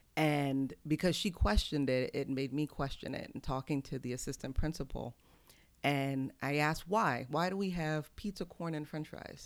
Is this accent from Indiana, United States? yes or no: no; Houston, Texas, United States; also born or lived in Brooklyn, New York; now in Coatesville, United States; I was born in New York, but grew up in Houston